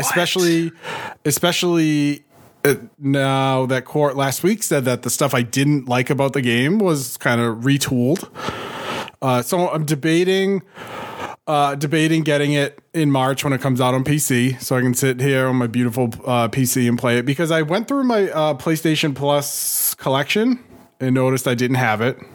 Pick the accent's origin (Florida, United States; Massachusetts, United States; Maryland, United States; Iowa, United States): Massachusetts, United States; Boston; I'm from Boston